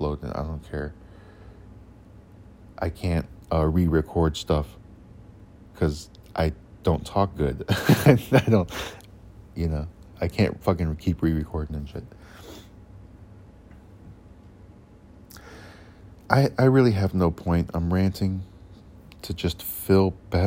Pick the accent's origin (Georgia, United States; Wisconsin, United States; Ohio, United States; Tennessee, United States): Ohio, United States; Cleveland; now in Oklahoma, United States; I'm originally from Ohio in the Cleveland area. You can probably tell by the way I talk